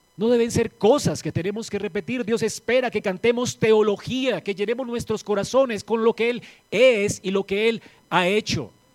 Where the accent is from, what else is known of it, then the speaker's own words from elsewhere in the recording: Colombia; aquí en Colombia